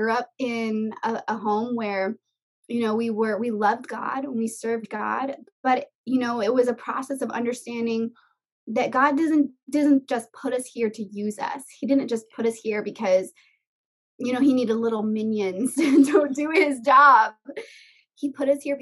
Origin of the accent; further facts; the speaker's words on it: Miami, Florida, United States; moved away as an adult; also born or lived in Orange County, California; now in California, United States; when I was 21, I moved from South Florida out of the house I was born and raised in.